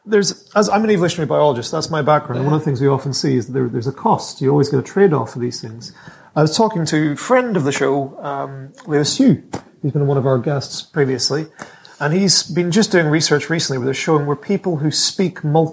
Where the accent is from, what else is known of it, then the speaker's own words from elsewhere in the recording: Ireland; As an Irishman